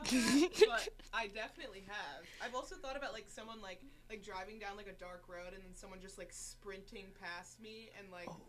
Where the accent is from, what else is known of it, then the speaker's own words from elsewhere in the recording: Ann Arbor, Michigan, United States; I'm from Ann Arbor, Michigan